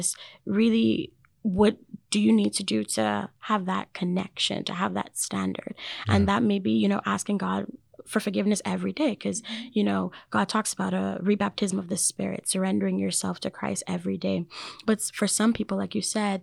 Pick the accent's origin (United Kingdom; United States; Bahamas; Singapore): Bahamas; moved away; I'm from the Bahamas, but in my culture, baptism is very important